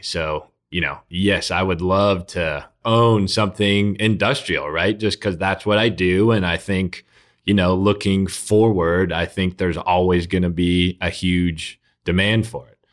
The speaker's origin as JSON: {"language": "English", "area": "South Bay", "region": "California", "country": "United States", "also_born_or_lived": "Oakland", "said": "I'm from the South Bay."}